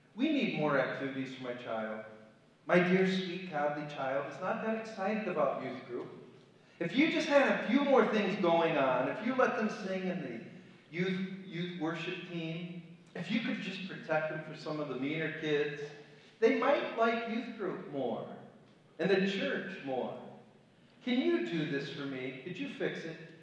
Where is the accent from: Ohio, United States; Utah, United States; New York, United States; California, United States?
Ohio, United States; Cleveland; moved away as an adult; also born or lived in Chicago, Illinois; now in Kent City, United States; I was raised in Cleveland, Ohio, kind of an upscale suburb